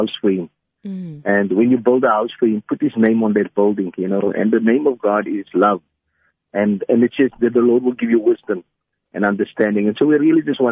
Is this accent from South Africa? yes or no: yes; South Africa; moved away; We also have a church in Bushta. I'm originally from Bushta.